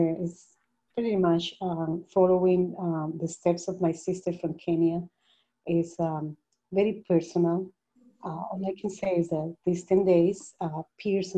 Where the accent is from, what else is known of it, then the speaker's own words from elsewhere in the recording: Colombia; moved away; also born or lived in Panama; I'm originally from Colombia, but I had lived in Panama for many, many years